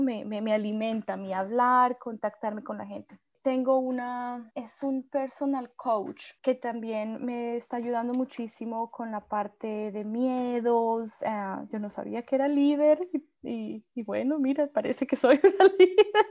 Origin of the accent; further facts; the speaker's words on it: Colombia; moved away as an adult; now in Melbourne, Australia; en el mismo Colombia, yo también dejé mi, mi pueblo